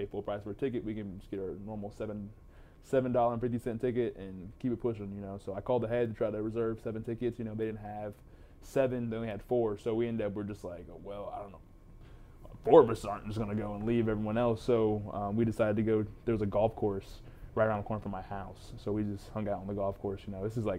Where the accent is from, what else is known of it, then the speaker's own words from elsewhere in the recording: Texas, United States; Yeah, I'm back home in Texas, you know.